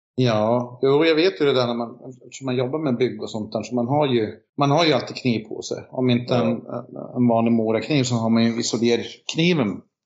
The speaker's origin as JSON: {"language": "Swedish", "country": "Finland", "moved": "yes", "lives_now": "Sweden", "said": "jag är ju finne"}